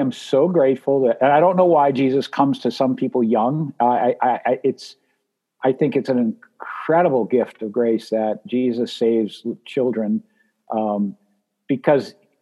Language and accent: English; New Hampshire, United States; I grew up in Lilywhite, New Hampshire